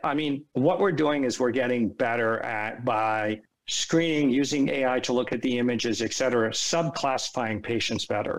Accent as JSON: {"language": "English", "town": "San Francisco", "region": "California", "country": "United States", "tie": "born or raised there", "also_born_or_lived": "East Coast, United States", "moved": "yes", "said": "I was born and raised in San Francisco. Half my life was out there and half my life is here. So I'm a child of both coasts."}